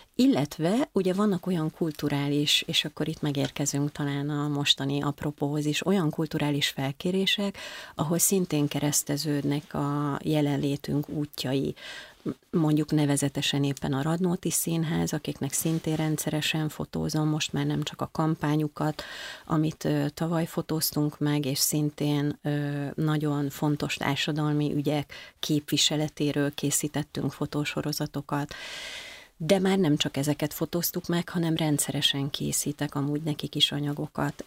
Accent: Marcali, Somogy, Hungary; now in Budapest, Hungary; Én vidéki vagyok, bár nem faluból, hanem egy nagyon kicsi városból származom. Ez nevezetesen Marcali

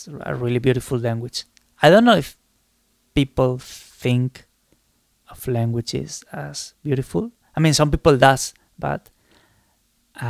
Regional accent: Spain; accent: very Spanish; first language Spanish; English is a second language; I sound really very Spanish when I'm talking in English

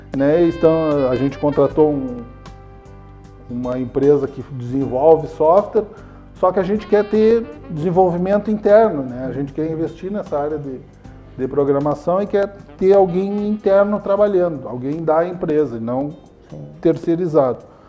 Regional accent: Dom Pedrito, Rio Grande do Sul, Brazil; also born or lived in Lavras do Sul / Pelotas; eu nasci aqui em Dom Pedrito. Né? E moramos aqui, eu morei aqui até os 5, 6 anos.

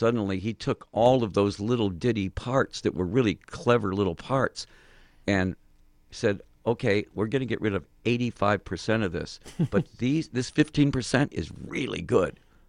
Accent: Phoenix, Arizona, United States; also born or lived in Detroit, Michigan; we're from Phoenix.

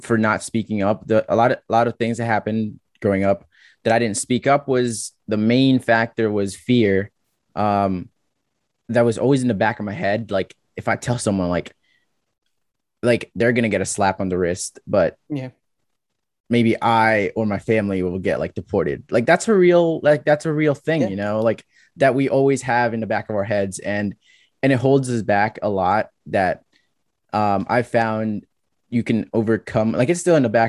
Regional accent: New Jersey, United States; also born or lived in California; I'm from Jersey

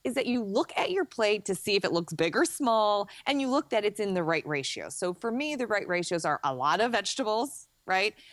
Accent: Chicago, Illinois, United States; I'm a Chicagoan

